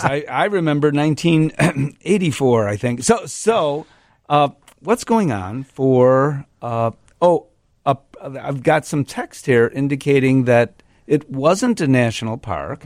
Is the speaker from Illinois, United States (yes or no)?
yes; Chicago, Illinois, United States; I'm from Chicago